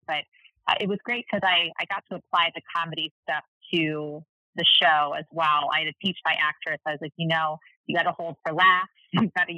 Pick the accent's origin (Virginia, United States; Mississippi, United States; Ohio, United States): Ohio, United States; Cincinnati; now in St. Louis, United States; Cincinnati is actually my hometown